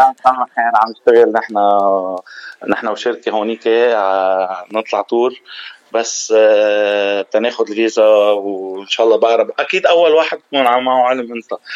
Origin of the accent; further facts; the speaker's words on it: Ain el Kharroubeh, Mount Lebanon, Lebanon; now in Dubai, United Arab Emirates; انا ابن جبل لبنان